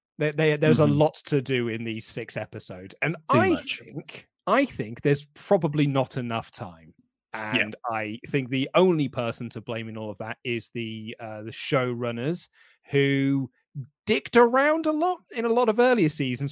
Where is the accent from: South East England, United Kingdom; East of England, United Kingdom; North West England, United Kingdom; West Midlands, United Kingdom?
West Midlands, United Kingdom; I'm from the West Midlands. And it's so funny when my American friend copies me accents.